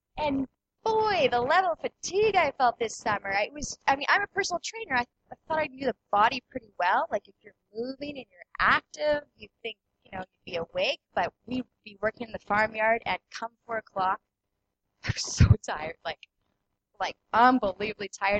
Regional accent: Killarney, Manitoba, Canada; I grew up in Killarney. My parents still live in Killarney

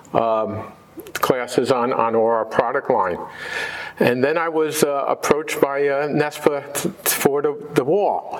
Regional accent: New Jersey, United States; I grew up in New Jersey

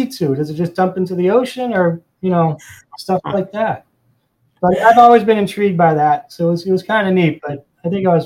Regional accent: Boston, Massachusetts, United States; moved away as an adult; now in Florida, United States; I'm originally from the Boston area, and I worked up there for many, many years

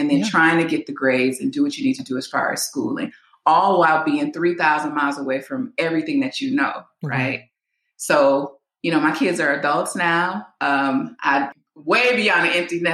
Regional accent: a suburb of Chicago, Illinois, United States; moved away as an adult; now in California, United States; I am from Chicago, Illinois. Well, I'm from a suburb of Chicago, Illinois.

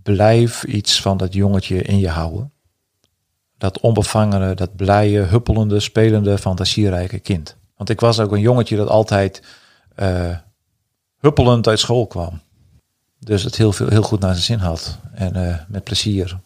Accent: Friesland, Netherlands; in dit stuk van Friesland, ook waar ik ben opgegroeid

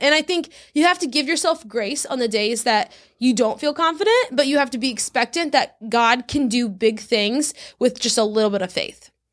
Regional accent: South Louisiana, United States; moved away as an adult; also born or lived in Texas; now in Orlando, United States; I grew up in South Louisiana, then I went to Baylor in Texas, and then I graduated and moved to Orlando, Florida.

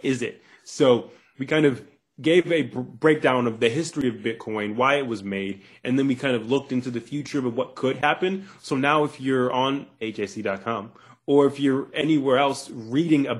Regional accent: Cleveland, Ohio, United States; moved away as an adult; also born or lived in the South; I'm originally from Cleveland, Ohio, 216. And, I moved down to the South when I was about 19

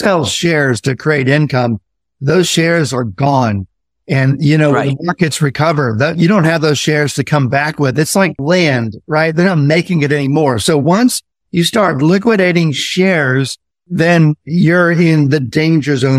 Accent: Indiana, United States; I grew up in Indiana

